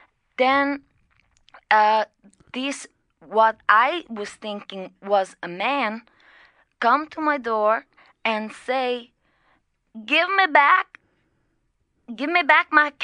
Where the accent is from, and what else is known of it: Brazil; English is a second language; now in Dublin, Ireland